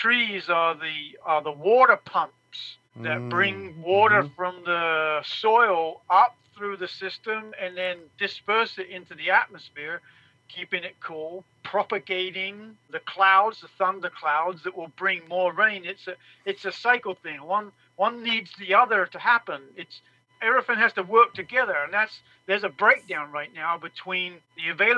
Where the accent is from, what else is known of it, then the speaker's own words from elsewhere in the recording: England, United Kingdom; now in Mesa, United States; I grew up in England